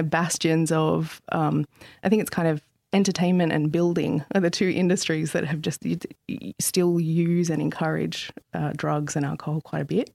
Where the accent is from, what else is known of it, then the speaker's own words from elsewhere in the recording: Central Coast, New South Wales, Australia; I grew up on the central coast of New South Wales